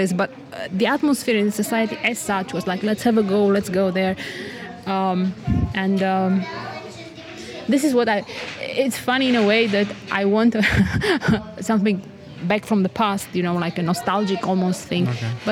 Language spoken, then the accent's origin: English; Romania; moved away as an adult; now in Slovakia; my home country, Romania